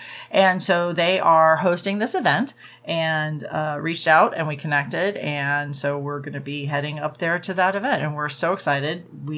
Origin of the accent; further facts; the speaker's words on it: Virginia, United States; I mean, even I'm from Virginia, and even Virginia, they don't really do indoor pools.